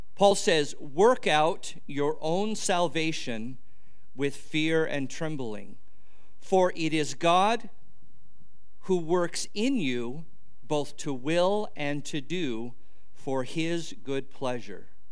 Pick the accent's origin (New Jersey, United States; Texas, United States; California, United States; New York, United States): California, United States; near Los Angeles; I grew up near Los Angeles.